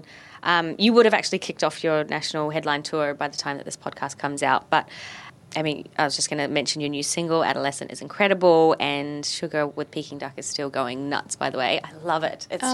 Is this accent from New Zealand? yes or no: yes; New Zealand; now in Australia; I'm from New Zealand